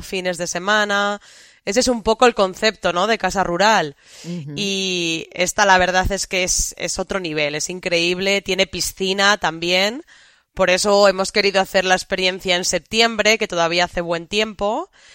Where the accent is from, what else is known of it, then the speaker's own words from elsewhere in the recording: Valladolid, Castile and León, Spain; Castilla y León, que es mi comunidad, porque yo soy de Valladolid